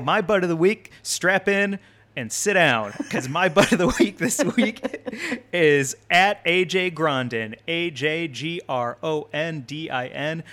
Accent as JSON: {"language": "English", "region": "Missouri", "country": "United States", "tie": "born or raised there", "said": "my home state of Missouri"}